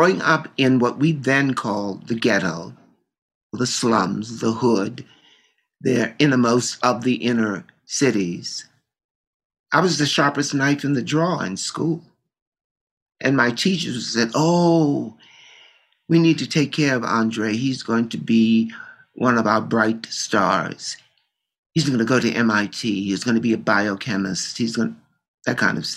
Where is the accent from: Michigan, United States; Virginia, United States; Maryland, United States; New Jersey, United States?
Maryland, United States; Baltimore; Growing up in Baltimore